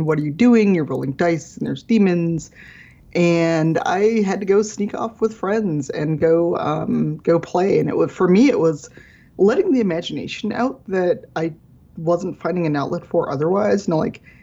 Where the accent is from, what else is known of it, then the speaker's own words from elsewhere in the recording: Chicago, Illinois, United States; I grew up in Chicago South Side as a black person